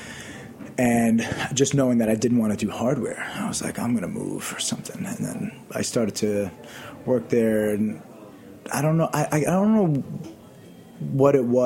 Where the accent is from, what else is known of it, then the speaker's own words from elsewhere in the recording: New York City, New York, United States; I grew up in Queens, in Massabeth